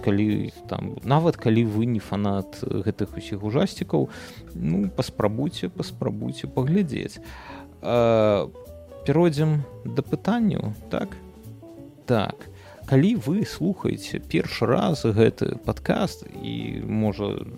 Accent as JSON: {"language": "Belarusian", "country": "Belarus", "said": "мы беларусы"}